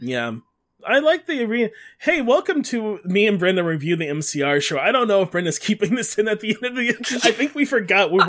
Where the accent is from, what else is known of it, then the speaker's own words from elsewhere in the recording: Detroit, Michigan, United States; I grew up in Detroit